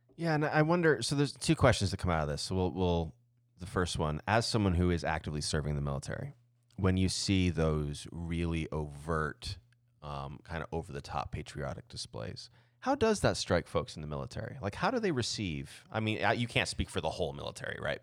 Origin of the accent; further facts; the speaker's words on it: Southeast Arizona, United States; I grew up in in Southeast Arizona